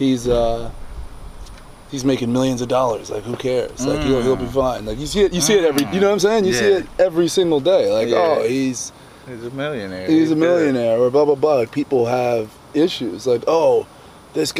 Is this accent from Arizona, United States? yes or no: no; New Jersey, United States; we're in South Jersey, my hometown